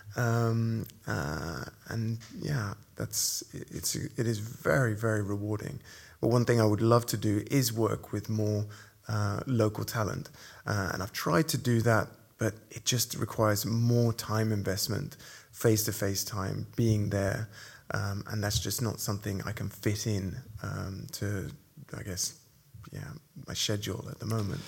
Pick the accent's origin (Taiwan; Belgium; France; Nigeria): Nigeria; moved away; I was born and brought up in Nigeria